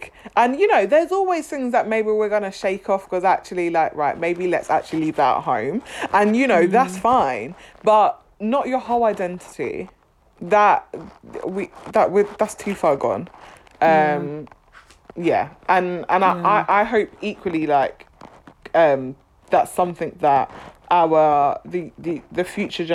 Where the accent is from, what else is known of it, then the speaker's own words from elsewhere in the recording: United Kingdom; I'm black British